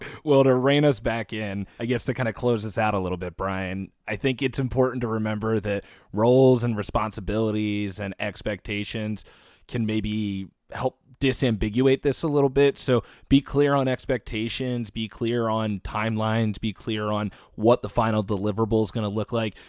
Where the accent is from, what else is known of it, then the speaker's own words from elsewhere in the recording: United States; proud of being American